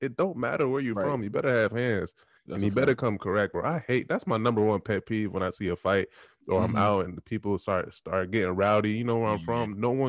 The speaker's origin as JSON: {"language": "English", "region": "Texas", "country": "United States", "said": "do you know where I'm from? I'm from Texas. I'm from this side of the third."}